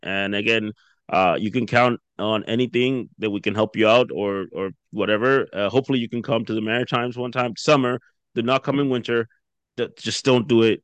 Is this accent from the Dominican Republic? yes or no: yes; Dominican Republic; also born or lived in United States; now in Canada; I'm originally from the Dominican Republic